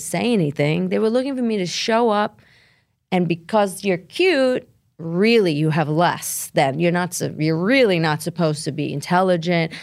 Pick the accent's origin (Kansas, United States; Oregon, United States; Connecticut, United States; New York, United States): New York, United States; Brooklyn; I grew up in Brooklyn. I'm Italian, part Albanian